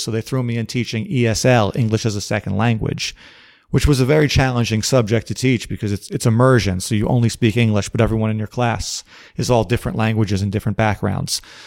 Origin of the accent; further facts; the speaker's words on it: New York City, New York, United States; I was born in Brooklyn, New York in the summer of nineteen seventy-nine